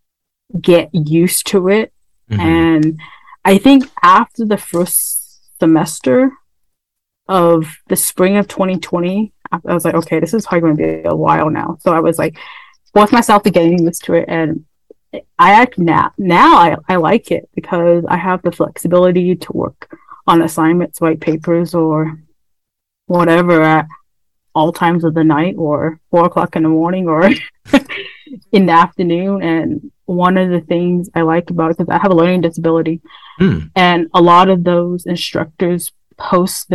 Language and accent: English; United States; I'm from the Navajo Nation, as well as I'm an Indigenous woman